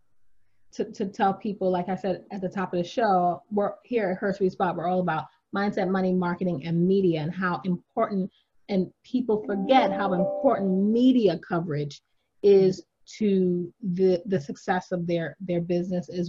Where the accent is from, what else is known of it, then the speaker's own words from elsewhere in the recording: New York, United States; I'm from New York, so we have pizza shops